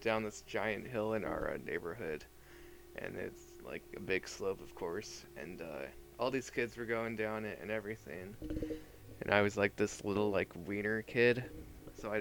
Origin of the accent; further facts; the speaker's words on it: Black Diamond, Washington, United States; also born or lived in Auburn, Washington; I grew up in Black Diamond. I was born in Auburn, Washington.